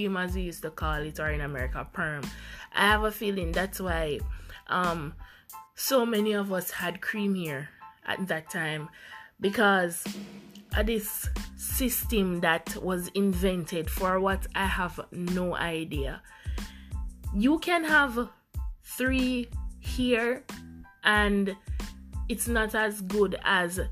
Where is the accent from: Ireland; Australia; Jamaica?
Jamaica; Growing up in the Jamaican society